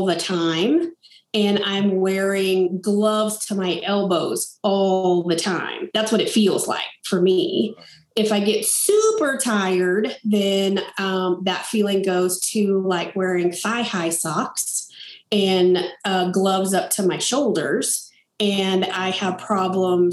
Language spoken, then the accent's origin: English; Coleman, Texas, United States; also born or lived in Grapevine, Texas / Lubbock, Texas; I'm from Coleman, Texas, grew up in the kind of the heart of Texas on a ranch out there